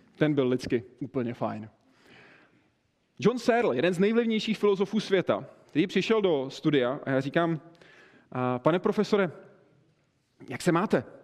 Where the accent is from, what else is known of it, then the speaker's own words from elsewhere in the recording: České Budějovice, South Bohemian Region, Czechia; u nás v Budějcích. Já jsem z Budějc, z jihu